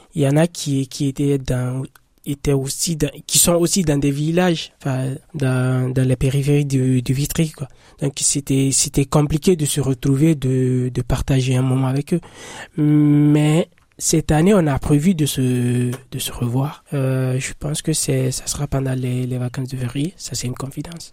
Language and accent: French; Guinea; moved away; je suis guinéen